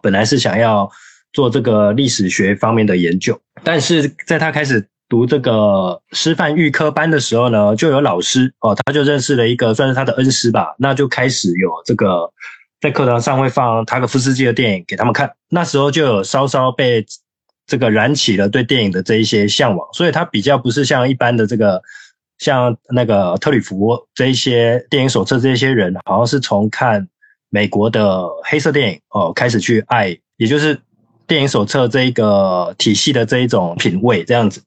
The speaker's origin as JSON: {"language": "Chinese", "country": "Taiwan", "also_born_or_lived": "Paris, France", "moved": "as an adult", "said": "我是差不多在二零零九年的时候，呃，去，去法国念书。我是台湾人"}